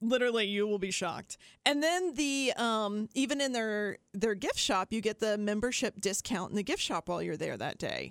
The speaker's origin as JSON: {"language": "English", "region": "Appalachian Ohio", "country": "United States", "said": "I'm from Appalachia, Ohio. As south as you can get in Ohio, in fact."}